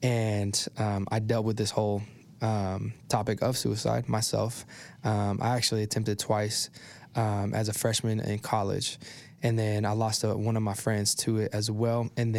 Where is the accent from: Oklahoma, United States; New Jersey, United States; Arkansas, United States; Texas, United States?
Oklahoma, United States; Oklahoma City; I grew up here in Oklahoma City. Graduated from Mustang.